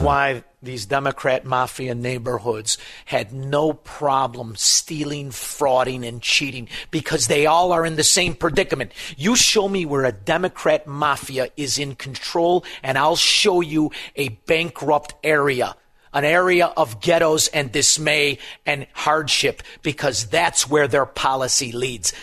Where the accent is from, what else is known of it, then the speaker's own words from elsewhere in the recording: Melrose Park, Illinois, United States; now in Elmwood Park, United States; I'm from Melrose Park. I live in Elmwood Park. People accuse me of having an accent